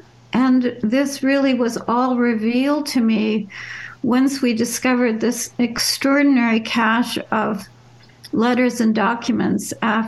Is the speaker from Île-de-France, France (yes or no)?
yes; Paris, Île-de-France, France; born there; also born or lived in Germany; So they moved to Paris about a month before I was born. I was born in Paris. Two of my three younger brothers were born in France as well.